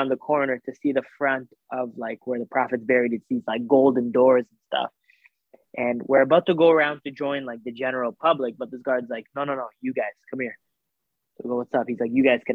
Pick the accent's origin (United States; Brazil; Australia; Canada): Canada; also born or lived in Saudi Arabia; we lived in Saudi Arabia up until I was about maybe like 7 or 8. And then we immigrated to Canada.